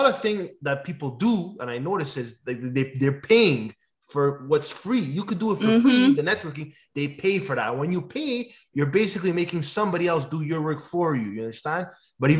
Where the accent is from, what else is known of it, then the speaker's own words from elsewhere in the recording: Quebec, Canada; So my ethnicity is Italian, but I'm Canadian. I'm a Quebecer